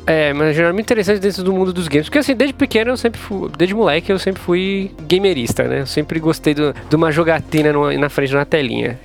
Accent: São Paulo, Brazil; Eu sou paulista, né? Eu nasci em São Paulo, sou de família mineira

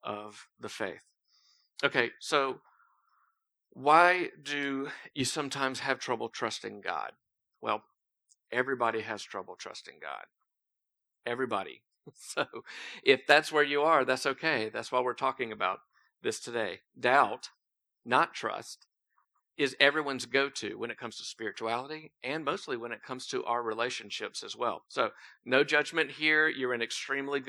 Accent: Thomasville, United States; I grew up in Thomasville, just up the road. Moved here about 8 years ago.

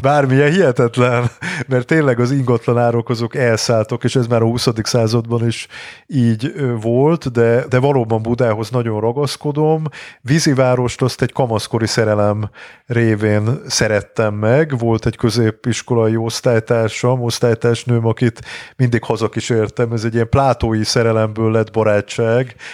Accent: Budapest, Hungary; én világéletemben Budán laktam, uh-huh. Mhm. Óbudán születtem, meg utána sok ö, negyedben éltem, tehát sok helyen éltem, de mindig Budán

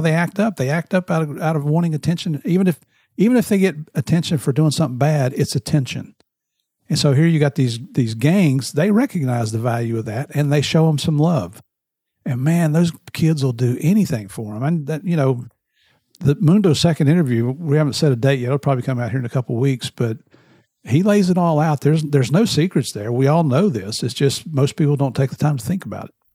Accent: Tennessee, United States; also born or lived in West Virginia; I grew up in Tennessee and West Virginia. I'm like a cross between a redneck and a hillbilly.

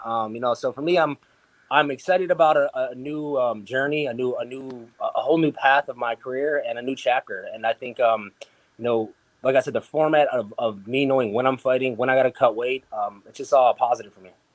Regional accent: Milwaukee, Wisconsin, United States; also born or lived in Las Vegas; back here in Milwaukee, I got my home, my hometown gym

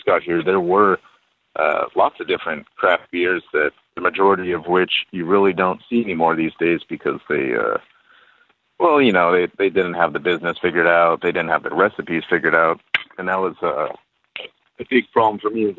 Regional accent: McAllen, Texas, United States; moved away as an adult; also born or lived in Austin, Texas; now in Santiago, Chile; originally, I'm from McAllen, Texas, Rio Grande Valley, and the southern tip of Texas, right next to Mexico

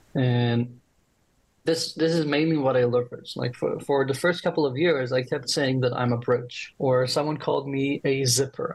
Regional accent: Israel; I'm from Israel

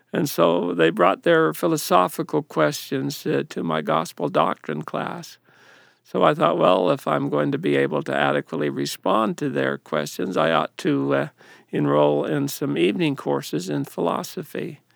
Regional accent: Ephraim, Utah, United States; growing up in the Ephraim North Ward, Ephraim, Utah

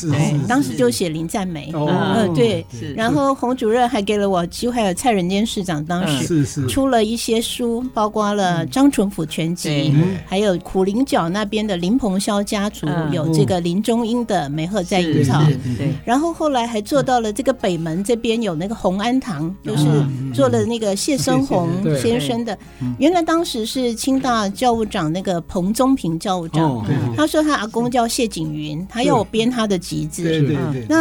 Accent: Hsinchu, Hsinchu City, Taiwan; moved away; 真的很开心回到我的故乡。最近这个时刻，我还得跟。跟大家说，我是新竹女中毕业的，

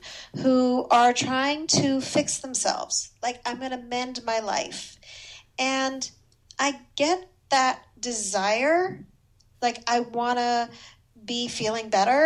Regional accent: Montreal, Quebec, Canada; I grew up in Montreal, which is why my French is marginally

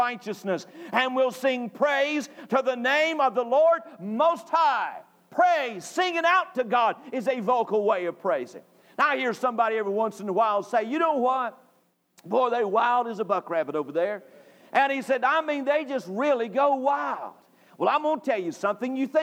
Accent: North Carolina, United States; moved away; I grew up in North Carolina

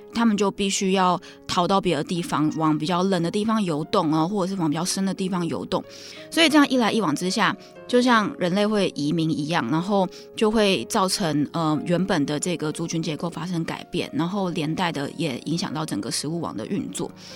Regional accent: Taiwan; 我们台湾人

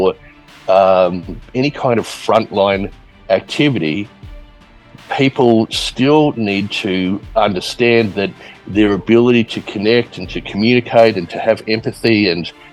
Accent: Australia; also born or lived in Edmonton, Alberta, Canada / California, United States / Sydney, Australia / Brisbane, Australia; now in Queenstown, New Zealand; Lived in Australia since I was four. So high school, primary school in Sydney, high school in Brisbane

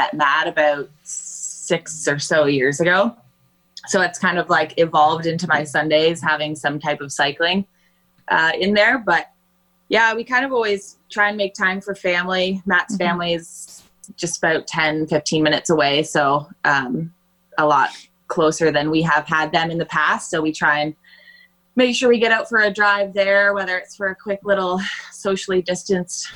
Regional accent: Jarvis, Ontario, Canada; now in Bracebridge, Canada; I'm a tiny little small town in southern Ontario, so about 4 hours south of Bracebridge.

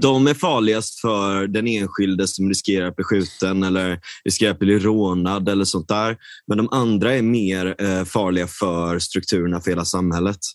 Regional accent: Gothenburg, Västra Götaland, Sweden; jag är verkligen uppvuxen, jag är uppvuxen i storstan, jag är uppvuxen i Linné

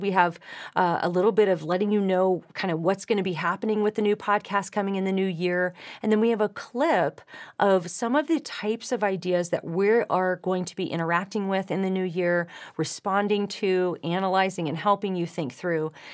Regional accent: California, United States; moved away as an adult; now in Nashville, United States; I come from California

